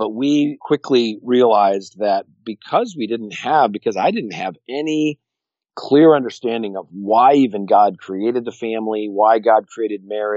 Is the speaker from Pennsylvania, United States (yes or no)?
no; Connecticut, United States; I grew up in Connecticut